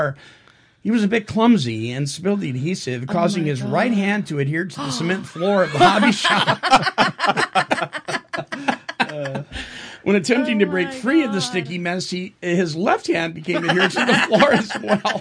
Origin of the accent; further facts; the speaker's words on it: Petaluma, California, United States; My hometown, Petaluma, California, about 50 miles north of San Francisco.